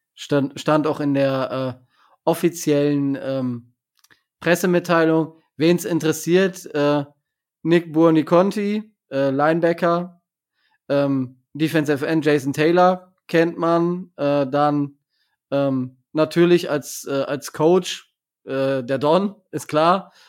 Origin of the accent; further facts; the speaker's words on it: Germany; als Deutscher